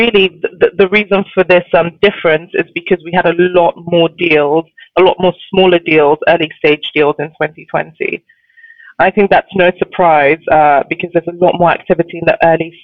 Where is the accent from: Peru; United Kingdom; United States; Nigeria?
Nigeria; I'm Nigerian.